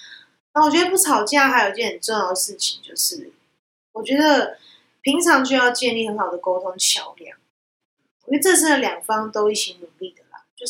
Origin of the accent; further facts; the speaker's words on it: Taiwan; 我会观察到我们亚洲人，特别是我们台湾人啊，有时候或华人。